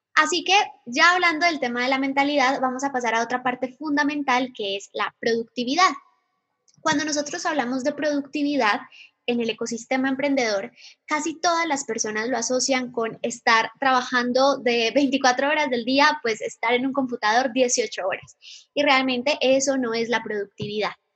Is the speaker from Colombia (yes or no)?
yes; Medellín, Antioquia, Colombia; moved away; Soy de Medellín, Colombia